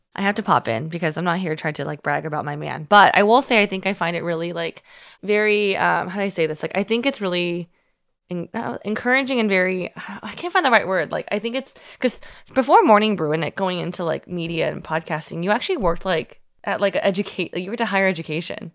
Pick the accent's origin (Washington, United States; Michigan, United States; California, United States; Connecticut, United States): California, United States; Union City; moved away; I'm from Union City.